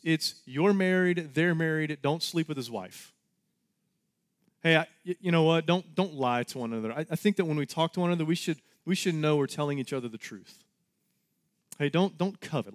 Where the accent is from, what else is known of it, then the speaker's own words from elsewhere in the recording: Texas, United States; We're all Texans